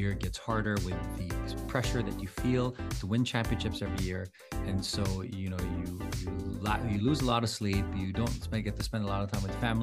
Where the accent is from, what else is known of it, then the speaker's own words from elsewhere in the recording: Philippines; moved away; I'm the only Filipino that was raised and educated in the Philippines. I grew up in the Philippines